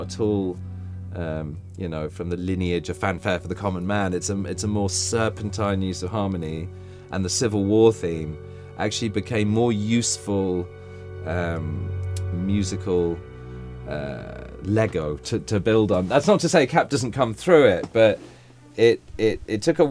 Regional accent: England, United Kingdom; moved away; I'm English.

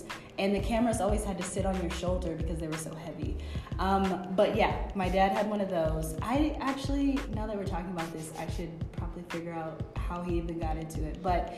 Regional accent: Boston, Massachusetts, United States; moved away as an adult; also born or lived in Chicago; I'm originally from Boston. I grew up in Roslindale

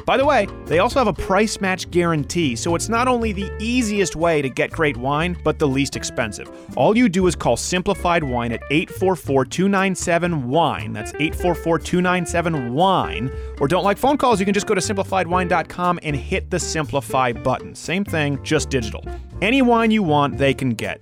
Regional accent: Quebec, Canada; I grew up in French Canada

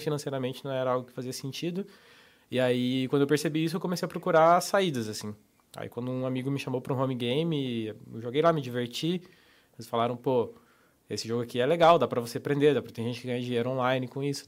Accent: Papanduva, Santa Catarina, Brazil; moved away as an adult; also born or lived in Curitiba / Joinville / Guarujá / Florianópolis; com um ano de idade, a minha família se mudou para o interior, interior, catarinense, Papanduva. Aí, eu morei ali até os 18

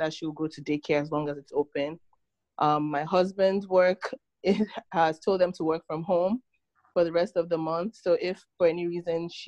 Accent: Nigeria; moved away as an adult; now in United States; I was born in Nigeria, and I moved to the States about 16 years ago for college

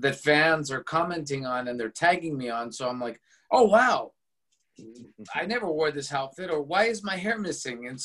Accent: Los Angeles, California, United States; I was born and raised in Los Angeles, California

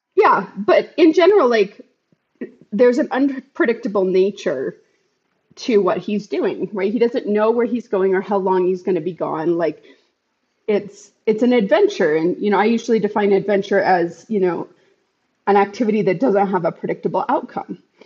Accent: United States; as an American society

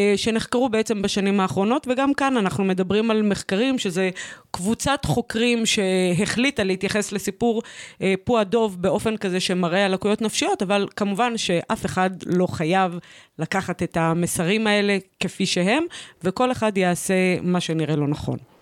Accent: Kiryat Shmona, Northern District, Israel; גדלתי אה, בצל קטיושות, התבגרתי וצמחתי אה, בתוך אה, אה, עיירת... אה, אה, עיירת גבול אה, נפלאה, קריית שמונה

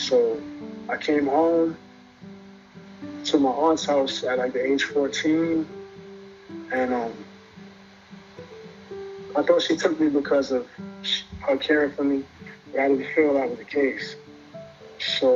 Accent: New York City, New York, United States; I was raised in Bed-Stuy, born in St. John's Hospital.

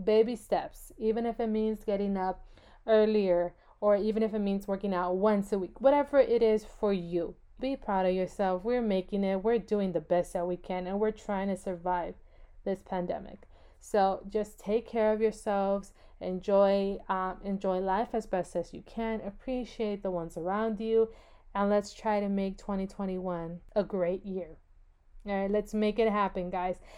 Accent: California, United States; I was born and raised in California

